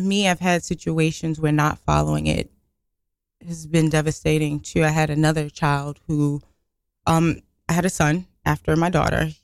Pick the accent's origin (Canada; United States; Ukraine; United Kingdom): United States; New York City, New York; growing up in Brooklyn